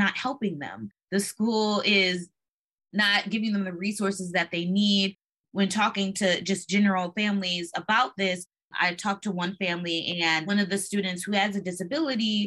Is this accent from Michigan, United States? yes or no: yes; Michigan, United States; I'm from Michigan too